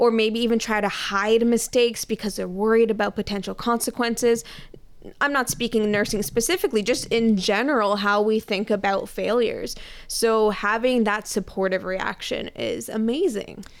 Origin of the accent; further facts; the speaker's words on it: Canada; I am a very proud Canadian.